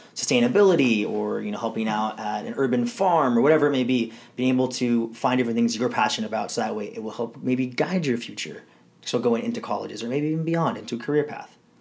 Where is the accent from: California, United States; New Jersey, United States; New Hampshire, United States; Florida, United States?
California, United States; Southern; I grew up here in Southern California all my life